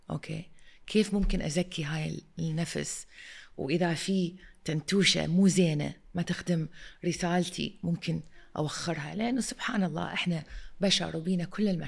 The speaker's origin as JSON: {"language": "Arabic", "country": "Iraq", "also_born_or_lived": "London, United Kingdom", "said": "وانا المديره الجديده وانا اجيت من لندن اوكي واني عراقيه"}